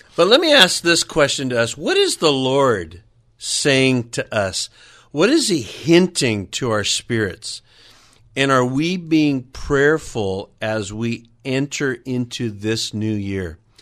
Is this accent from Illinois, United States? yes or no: no; California, United States; landed here in California. That's pretty much where I grew up and was, was raised